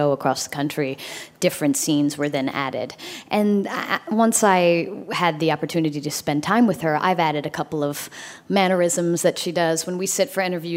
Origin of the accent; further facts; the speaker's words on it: South Carolina, United States; moved away; I grew up in South Carolina, and we didn't have a lot of theater there.